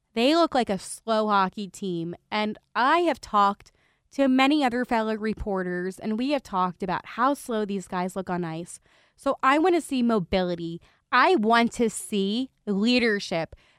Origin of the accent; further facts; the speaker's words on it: Philadelphia, Pennsylvania, United States; as a reporter, and as also a Philadelphian